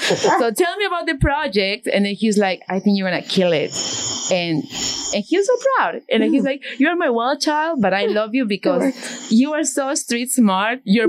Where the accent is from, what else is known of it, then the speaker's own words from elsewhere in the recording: Peru; moved away as an adult; also born or lived in New York City; now in New Jersey, United States; I come from Peru, a very conservative country